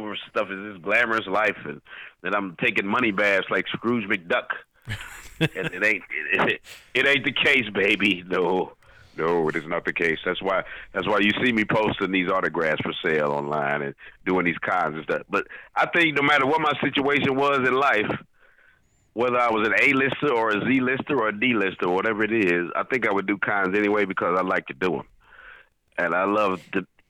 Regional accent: St. Louis, Missouri, United States; moved away as an adult; also born or lived in Jefferson City, Missouri; I moved here in 1993 from St. Louis, my hometown.

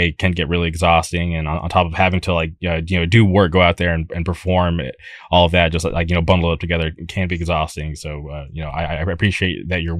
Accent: Palm Springs, California, United States; Growing up, I lived in the Palm Springs area, and we barely had a scene

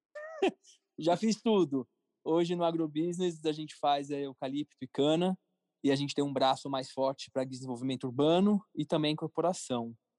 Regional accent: São Paulo, Brazil; also born or lived in Florianópolis; Eu sou de São Paulo, paulistano, morei um ano e meio em Florianópolis, voltei para São Paulo

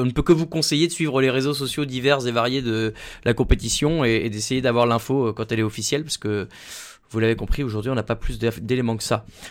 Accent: France; on est français

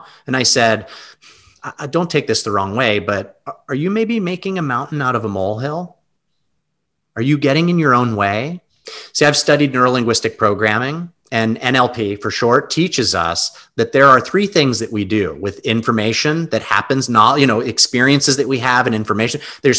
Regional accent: Anchorage, Alaska, United States; moved away as an adult; also born or lived in Long Island, New York; I was born in New York, and I was 7 or 8 years old. We moved from New York, Long Island, to Anchorage, Alaska. My parents were big hunting and fishing and camping family. So we moved to Alaska and I lived there for 23 years.

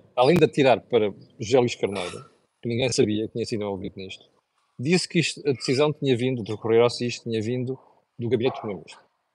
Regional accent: Mozambique; now in Portugal; de um sítio onde eu cresci, que, que é, que é Moçambique

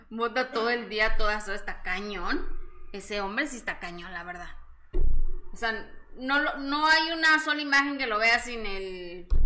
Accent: Mexico City, Mexico; No, soy mexicana. Rusa. Y además de, la Ciudad de México.

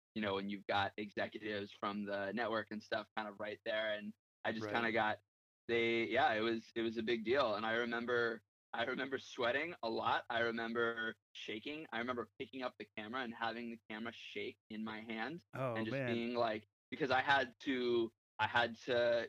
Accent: San Diego, California, United States; moved away as an adult; I'm born and raised in San Diego. I actually moved around a lot as a kid, but born and raised in San Diego. Spent a lot of my childhood in San Diego.

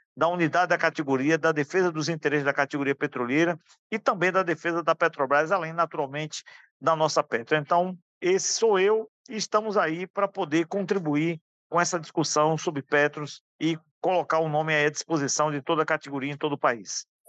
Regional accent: Alagoinhas, Bahia, Brazil; sou da Bahia, da cidade de Alagoinhas

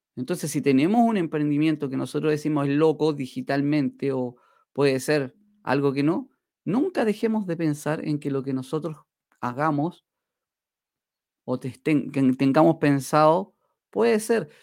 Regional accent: Chile; acá en mi país, en Chile

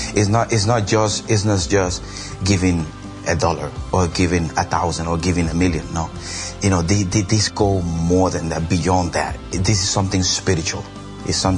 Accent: Puerto Rico; moved away; also born or lived in Boston, Massachusetts; I'm from Boston, Massachusetts, and I'm from the island of Puerto Rico

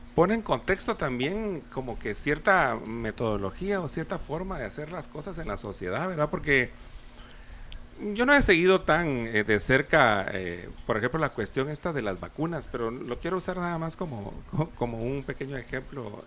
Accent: Guatemala City, Guatemala Department, Guatemala; yo también soy capitalino y también toda mi vida viví allá

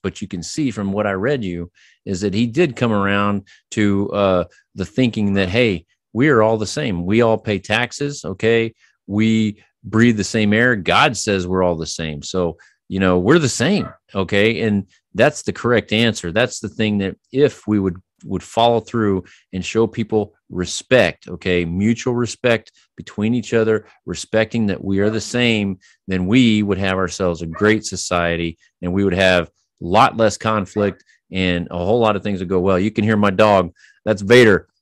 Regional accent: United States

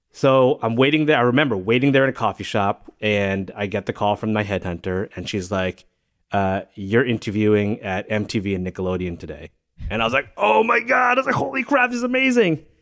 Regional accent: New Jersey, United States; also born or lived in Singapore / Massachusetts / New York; I really think of New Jersey as my home or, uh, the, the home of my, my childhood experience and my formative years

